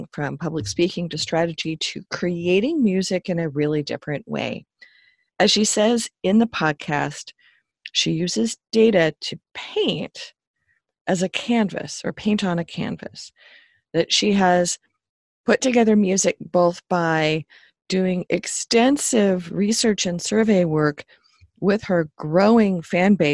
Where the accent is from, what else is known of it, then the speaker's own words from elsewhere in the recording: Seattle, Washington, United States; I grew up in Seattle in the town called Columbia City.